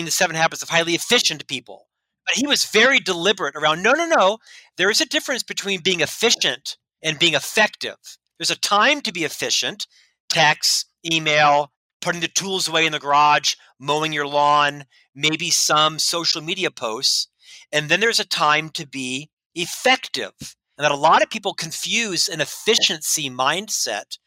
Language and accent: English; Winter Park, Florida, United States; I was raised in Orlando, Florida, actually a suburb called Winter Park.